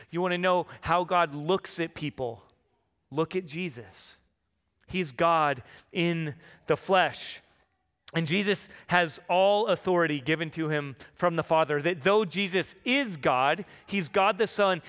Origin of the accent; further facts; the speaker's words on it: San Diego, California, United States; moved away; I'm from San Diego